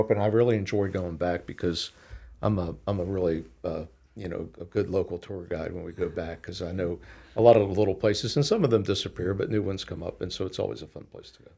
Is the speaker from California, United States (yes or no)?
no; Pittsburgh, Pennsylvania, United States; now in Lynchburg, United States; I grew up in Pittsburgh in a, in a very ethnic neighborhood